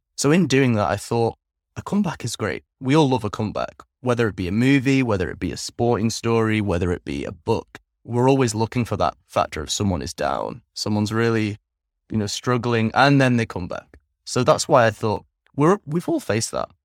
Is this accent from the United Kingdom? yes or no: yes; England, United Kingdom; moved away as an adult; also born or lived in Netherlands; now in Vietnam; I grew up primarily in England from the ages of three until 22, 21 actually